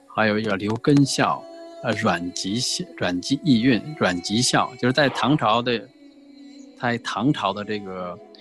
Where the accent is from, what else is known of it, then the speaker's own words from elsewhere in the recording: Puyang, Henan, China; 我是生活在农村啊，是一个河南叫仓节故里，我出生在仓节 造字的地方啊， 就是长久文化之乡， 河南濮阳南乐县